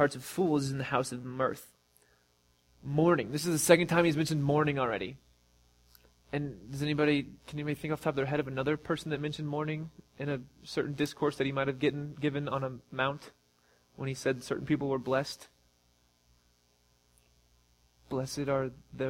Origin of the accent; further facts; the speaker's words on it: Missouri, United States; we're from Missouri